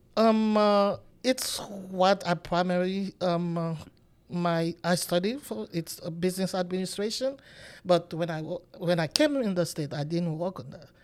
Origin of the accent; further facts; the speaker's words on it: Haiti; moved away as an adult; now in United States; I'm from Haiti, and until I came to the United States